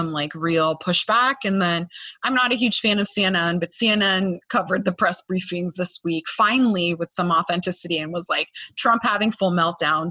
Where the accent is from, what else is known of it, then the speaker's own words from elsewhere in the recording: California, United States; now in Florida, United States; I'm a Californian